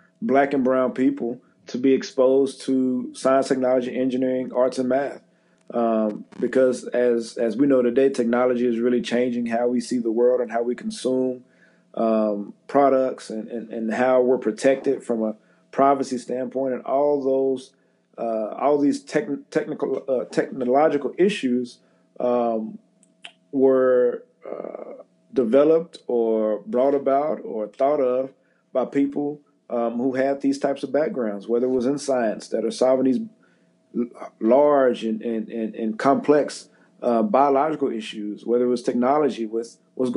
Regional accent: Central Texas, United States; moved away as an adult; also born or lived in Dallas, Texas / Pittsburgh, Pennsylvania / Jacksonville, Florida; now in New York, United States; the Central Texas Food Bank, which services my hometown

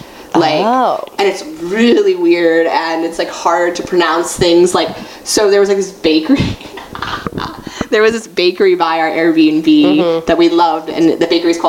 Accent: United States; I'm very American in a lot of ways.

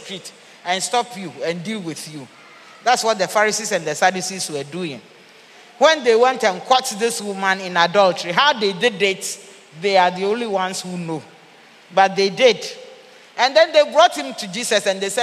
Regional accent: Ghana; also born or lived in Central and Eastern Africa; I said that I'm a Ghanaian. I used to work here. I went and worked outside. I've come back.

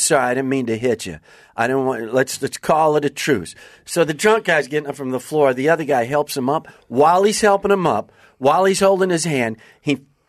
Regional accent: Kenosha, Wisconsin, United States; moved away; Born and raised in Wisconsin.

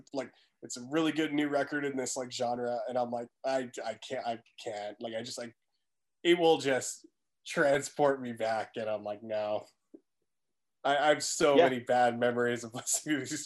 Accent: East Coast, Atlantic Canada, Canada; moved away; I'm from the East Coast growing up, my parents listened to a lot of, I guess like Atlantic folk music.

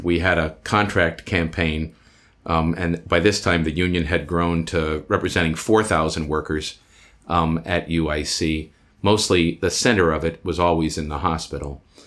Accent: Iowa, United States; moved away as an adult; now in Chicago, United States; I was born and raised in Iowa

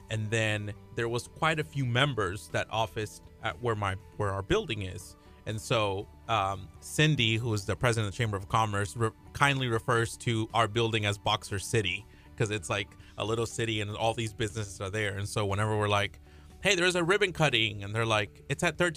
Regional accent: Peru; So um, I'm from Peru, and I was born in Peru

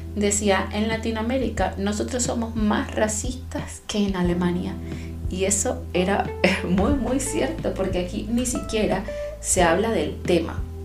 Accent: Venezuela; also born or lived in Chile; now in Germany; Yo soy venezolana y en mi propio país experimenté las mayores experiencias racistas eh, eh, que, tengo en mi, en mi haber, las experimenté en mi país, aunque era mi país, aunque yo nací ahí

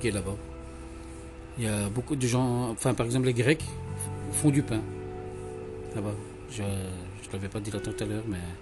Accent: Belgium; also born or lived in Morocco; Non, je suis né au Maroc. Tu es né au Maroc. C'est comme si je suis belge.

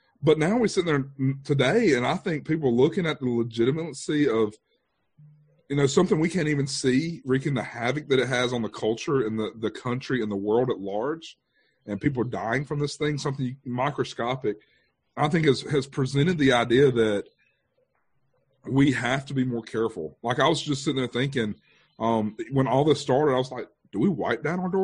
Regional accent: Thomasville, United States; also born or lived in Mobile, Alabama; now in Avery County, United States; the two churches I was a part of growing up in Thomasville

